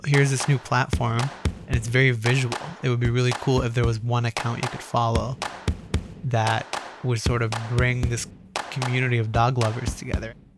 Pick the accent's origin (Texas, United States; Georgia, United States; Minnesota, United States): Minnesota, United States; Roseville; also born or lived in Cairo, Egypt; when people ask where I grew up, I say in Roseville, Minnesota